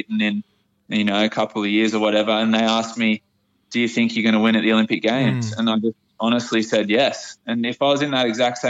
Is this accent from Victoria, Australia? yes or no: no; Port Macquarie, New South Wales, Australia; I'm from Port Macquarie, so yeah. I've had a pretty humble upbringing.